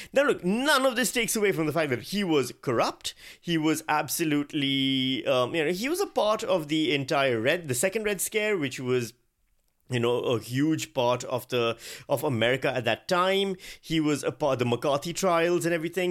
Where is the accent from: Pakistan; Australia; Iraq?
Pakistan; moved away as an adult; also born or lived in Virginia, United States; I'm Pakistani. I grew up in Pakistan. I spent thirty-five years of my life in Pakistan.